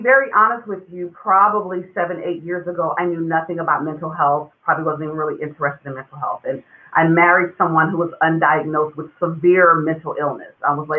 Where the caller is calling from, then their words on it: California, United States; I am in California, Northern California, in between San Francisco and Sacramento.